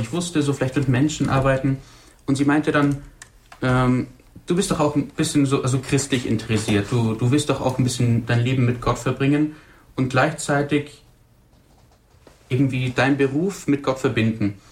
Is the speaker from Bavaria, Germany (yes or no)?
yes; Burgberg, Bavaria, Germany; moved away as an adult; now in Wolfratshausen, Germany; Ich komme gebürtig aus dem Oberallgäu, ähm, Burgberg, Sonthofen, die Richtung.